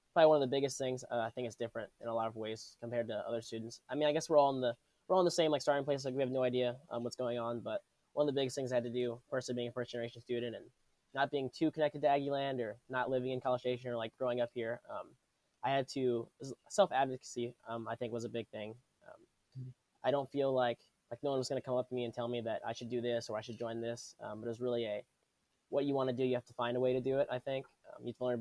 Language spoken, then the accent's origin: English; Humble, Texas, United States; I'm from Humble, Texas. That's like north of Houston